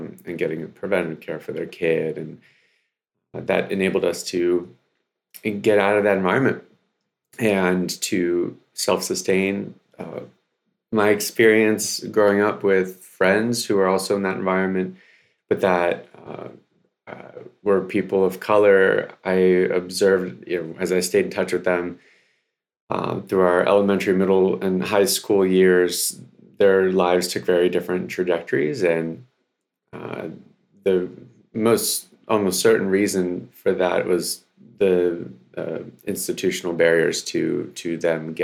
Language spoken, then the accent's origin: English; Baltimore, Maryland, United States; also born or lived in Odesa, Ukraine; Came over in 89 when I was 5 years old. We came from Odessa, Ukraine, and landed in Baltimore. As you mentioned, West Baltimore.